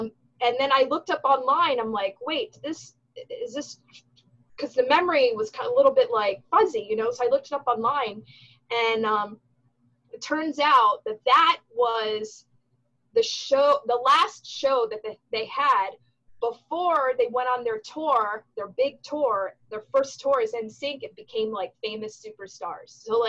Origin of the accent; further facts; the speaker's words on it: Florida, United States; that's where I grew up, in South Florida. If you're watching this, you don't know where I'm from. I'm from South Florida.